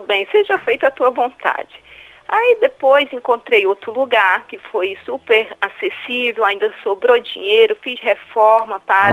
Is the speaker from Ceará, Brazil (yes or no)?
yes; Ceará, Brazil; now in Rio de Janeiro, Brazil; Falo do Rio de Janeiro, mas sou cearense.